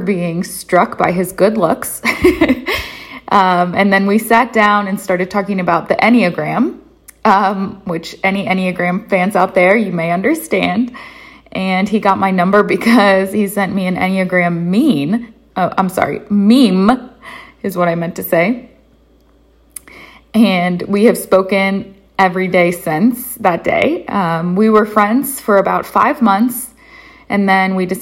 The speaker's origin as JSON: {"language": "English", "town": "Columbus", "region": "Ohio", "country": "United States", "moved": "as an adult", "lives_now": "Waynesburg, United States", "said": "I'm originally from Columbus, Ohio."}